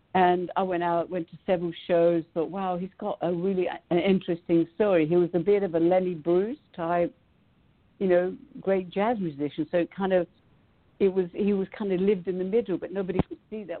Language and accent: English; Greece; now in Los Angeles, United States; I grew up in Greece